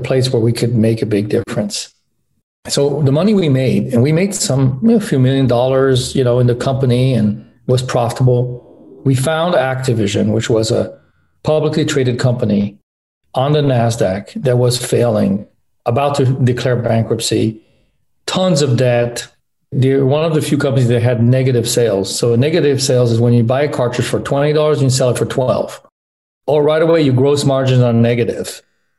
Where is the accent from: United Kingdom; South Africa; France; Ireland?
France; moved away as an adult; also born or lived in Los Angeles, United States / Michigan, United States; I was born in Los Angeles, but grew up in France. My parents moved there when I was 4.